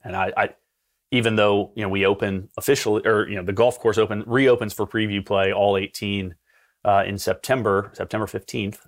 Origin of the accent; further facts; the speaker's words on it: Aiken, South Carolina, United States; moved away as an adult; also born or lived in Atlanta, Georgia; in Aiken, which is my hometown